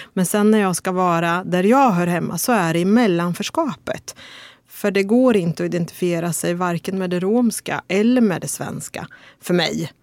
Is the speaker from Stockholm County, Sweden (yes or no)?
no; Örebro, Örebro County, Sweden; Jag är uppväxt i Vivalla